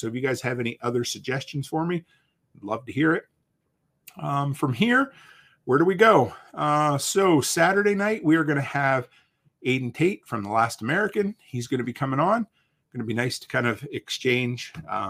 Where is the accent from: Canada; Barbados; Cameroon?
Canada; We always have to apologize because we're frigging Canadian.